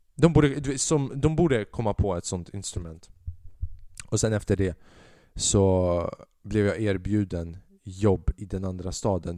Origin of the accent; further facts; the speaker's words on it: Säffle, Värmland, Sweden; i min hemstad, i Säffle